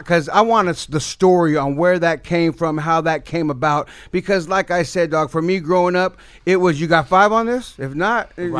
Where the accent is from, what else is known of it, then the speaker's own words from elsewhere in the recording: the Bay Area, California, United States; growing up in the Bay